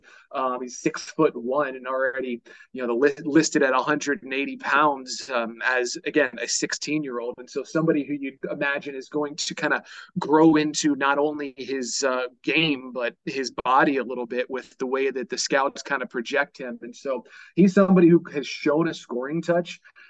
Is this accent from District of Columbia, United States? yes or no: yes; Washington, D.C. area, District of Columbia, United States; moved away as an adult; also born or lived in Rapid City, South Dakota; now in Flint, United States; the county I grew up in the Washington, D.C. area.